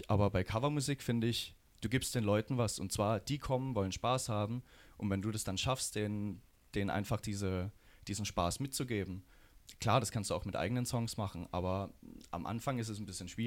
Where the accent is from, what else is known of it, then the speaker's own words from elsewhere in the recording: Rastatt, Baden-Württemberg, Germany; Weil ich komme hier aus der Region, ich komme aus Rastatt und da war halt das Fest.